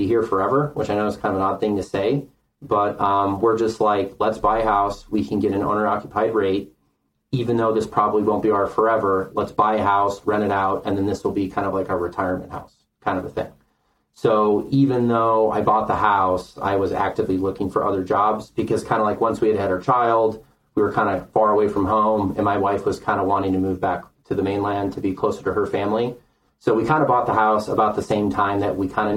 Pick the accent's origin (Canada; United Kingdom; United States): United States; Lake County, Illinois; moved away as an adult; also born or lived in Kauai, Hawaii / Colorado; now in Southern Colorado, United States; I grew up in Lake County, Illinois